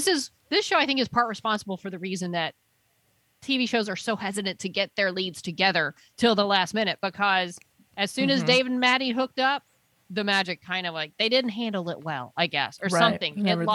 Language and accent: English; United States; I'm an American